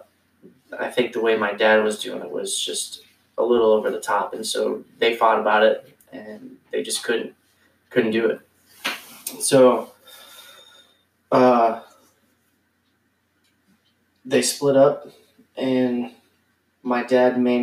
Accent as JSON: {"language": "English", "region": "East Coast", "country": "United States", "tie": "born or raised there", "said": "when I was growing up on the East Coast with my mom and my stepdad"}